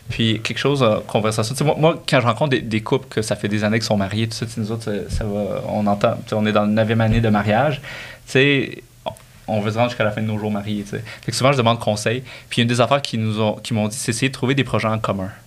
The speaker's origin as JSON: {"language": "French", "region": "Quebec", "country": "Canada", "tie": "born or raised there", "said": "j'ai grandi sur le Québec"}